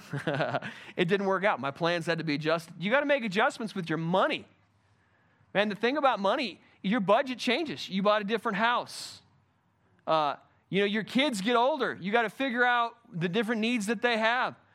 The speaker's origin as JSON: {"language": "English", "country": "United States", "said": "I'm an American"}